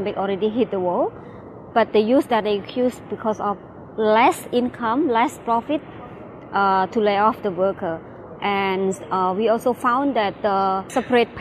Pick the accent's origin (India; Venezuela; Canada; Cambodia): Cambodia; I'm from Cambodia.